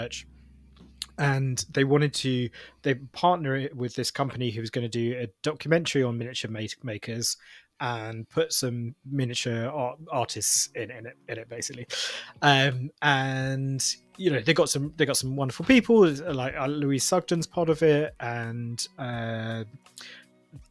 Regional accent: London, United Kingdom; I'm from London as well

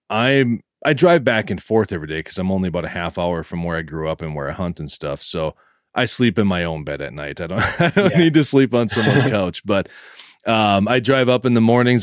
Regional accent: northeast Minnesota, United States; born or raised there

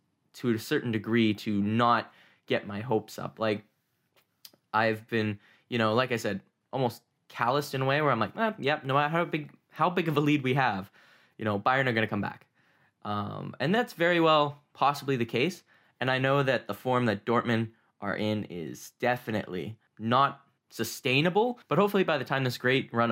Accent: Canada; being a Canadian that's never been to a true football match

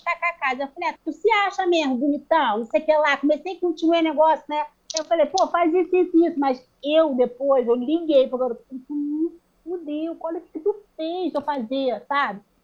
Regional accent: Rio de Janeiro, Brazil; a gente é do Rio

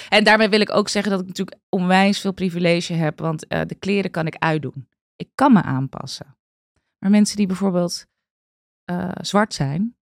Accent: Amstelveen, North Holland, Netherlands; Ik ben opgegroeid in Amstelveen

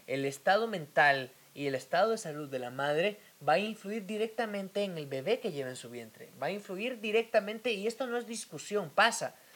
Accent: eastern Guatemala, Guatemala; Yo soy de Oriente, eh, el Oriente de Guatemala es un tanto, no machista, pero sí muy tradicional

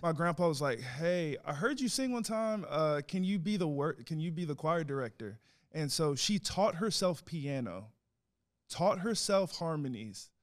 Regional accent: New York City, New York, United States; now in Longview, United States; I was born in the Bronx

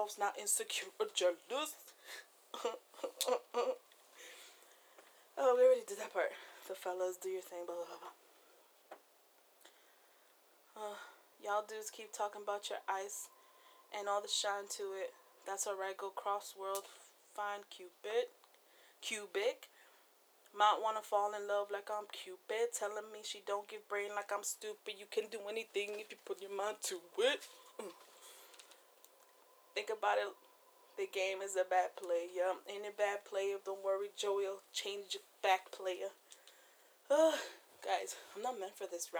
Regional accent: East Coast, United States; I'm from the East Coast

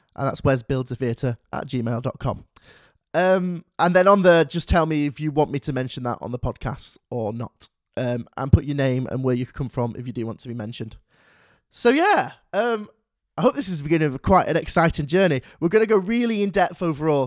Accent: Manchester, North West England, United Kingdom; I'm from Manchester

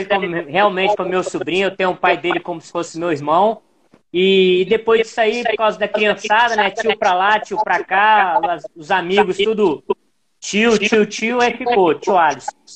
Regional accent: Espírito Santo, Brazil; Eu sou capixaba, pô. Ah, mas eu capixaba, mas com mistura de tudo

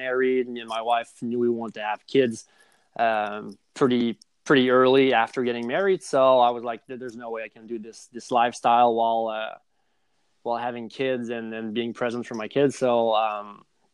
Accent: Montreal, Quebec, Canada; moved away as an adult; also born or lived in South Jersey; I grew up in Montreal, Canada

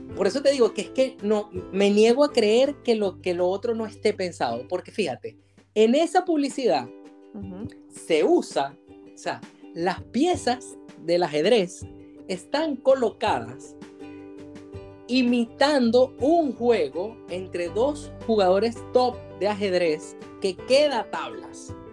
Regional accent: Venezuela; now in Valencia, Spain; contratan a muchos venezolanos porque les gusta nuestro timbre de voz

